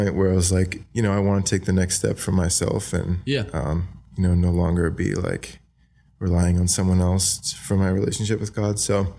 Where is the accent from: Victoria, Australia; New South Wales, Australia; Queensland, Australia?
New South Wales, Australia; Wagga Wagga; So I grew up in Wagga Wagga. I went to high school there, you know, eventually.